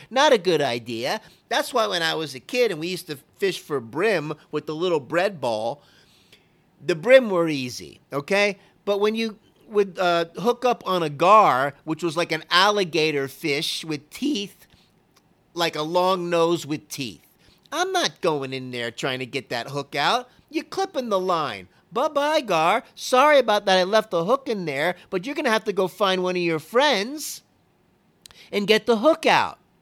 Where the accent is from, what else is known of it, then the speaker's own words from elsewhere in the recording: Fort Lauderdale, Florida, United States; also born or lived in Naples, Florida; growing up in Lauderdale, not just the, uh, the Marina Bay and the houseboat and all, but the whole atmosphere was wild.